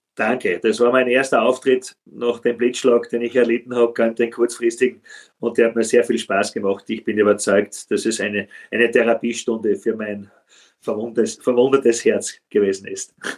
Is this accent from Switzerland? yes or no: no; Styria, Austria; das ist aus meiner Heimat, muss sagen, Hartberg